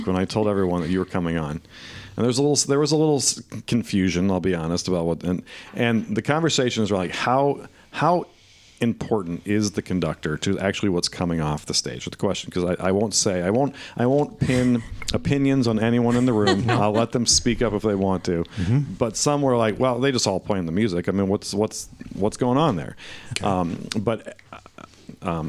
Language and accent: English; Fort Wayne, Indiana, United States; I'm from Fort Wayne, Indiana